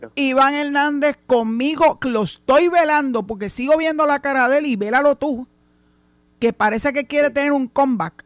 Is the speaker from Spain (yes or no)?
no; San Juan, Puerto Rico; now in Cabo Rojo, Puerto Rico; yo nací y me crié en San Juan